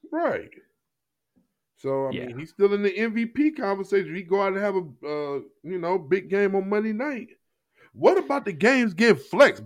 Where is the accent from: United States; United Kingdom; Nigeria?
United States; Jennings, Missouri; I grew up in Jennings, Missouri